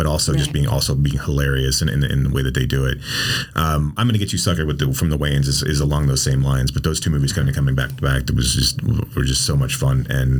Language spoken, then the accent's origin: English; Amarillo, Texas, United States; I grew up in Amarillo in West Texas town.